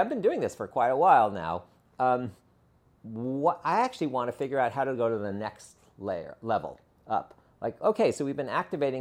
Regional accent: Los Angeles, California, United States; growing up in the Valley, where I grew up in this very rich cultural community

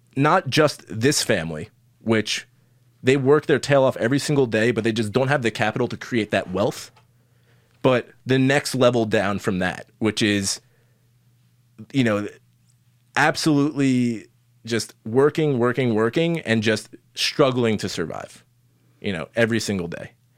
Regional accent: Long Island, New York, United States; I grew up on Long Island, pretty affluent place

